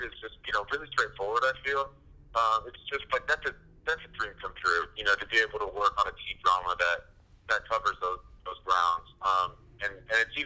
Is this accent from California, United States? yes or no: yes; San Francisco Bay Area, California, United States; now in Southern California, United States; I'm from the San Francisco Bay Area, and I went to school and I live you know, in Southern California now. So I'm a California kid